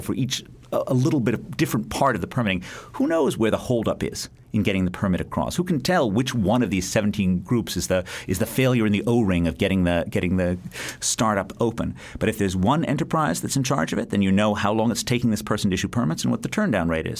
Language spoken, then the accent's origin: English; United States; being an American